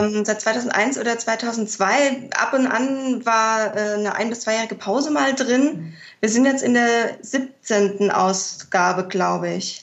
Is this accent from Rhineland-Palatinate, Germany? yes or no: yes; Mainz, Rhineland-Palatinate, Germany; ich komme aus Mainz gebürtig